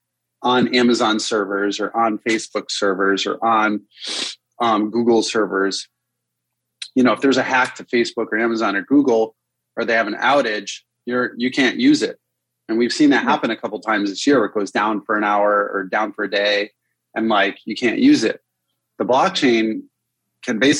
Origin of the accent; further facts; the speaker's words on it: Connecticut, United States; moved away; I grew up in Connecticut to start.